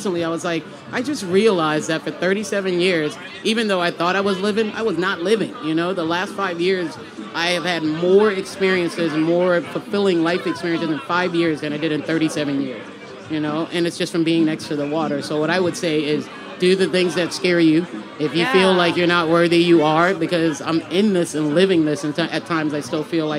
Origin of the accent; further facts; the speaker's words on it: Charleston, South Carolina, United States; I'm born and raised from downtown Charleston